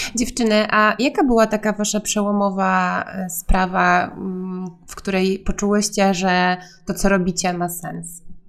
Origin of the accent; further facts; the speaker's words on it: Gdańsk, Pomeranian Voivodeship, Poland; ja pochodzę z Gdańska i mieszkam w Gdańsku przez całe życie